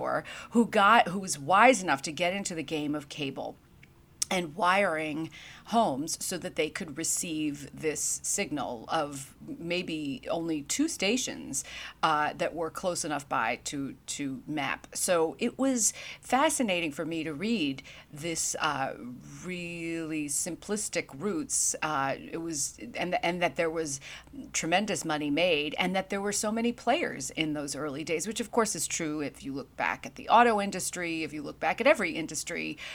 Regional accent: New York City, New York, United States; moved away as an adult; also born or lived in North Carolina; growing up in Brooklyn, New York, I was an aspiring journalist

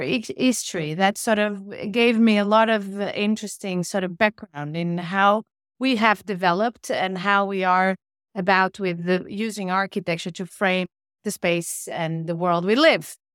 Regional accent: Portugal; moved away as an adult; also born or lived in Porto, Portugal / Rome, Italy / Berlin, Germany; now in Oslo, Norway; I'm from Portugal, so I left Portugal when I was, uh, twenty-two to study architecture in Italy.

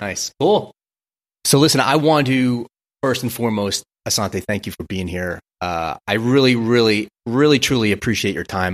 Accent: New York, United States; also born or lived in New Jersey; I grew up in Brooklyn, New York

